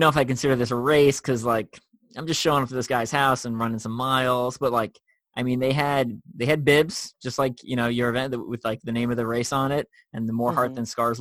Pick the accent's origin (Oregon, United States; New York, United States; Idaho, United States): New York, United States; I'm from New York